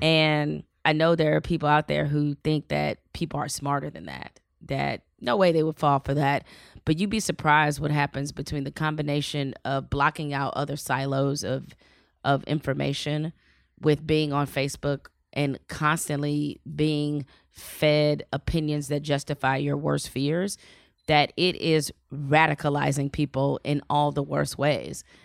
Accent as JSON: {"language": "English", "town": "Detroit", "region": "Michigan", "country": "United States", "tie": "born or raised there", "also_born_or_lived": "Raleigh", "moved": "as an adult", "said": "I grew up in Detroit"}